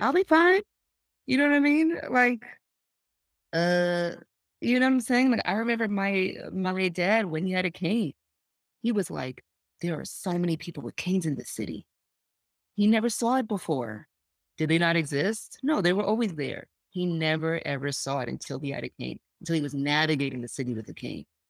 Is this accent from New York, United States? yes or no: yes; New York, United States; I grew up in Lower East Side of New York